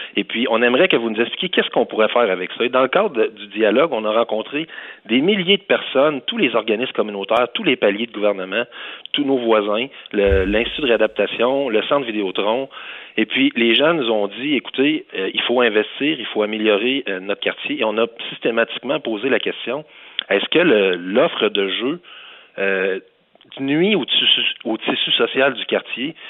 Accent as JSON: {"language": "French", "town": "Quebec City", "region": "Quebec", "country": "Canada", "said": "Je suis originaire de Beauport. Mes parents y habitent encore"}